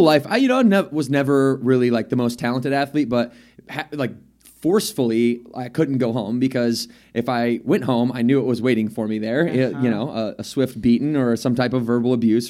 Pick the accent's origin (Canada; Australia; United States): United States; Battle Creek, Michigan; So Morgan and I grew up in Battle Creek, Michigan. We knew each other since we met when we were 12 years old.